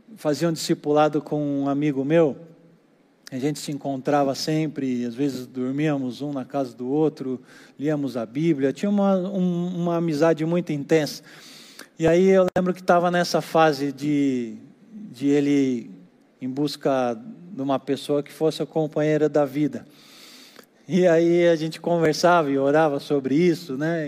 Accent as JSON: {"language": "Portuguese", "country": "Brazil", "said": "Nós aqui no Brasil"}